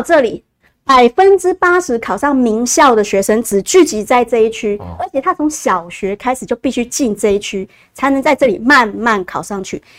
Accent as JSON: {"language": "Chinese", "country": "Taiwan", "said": "我们台湾人"}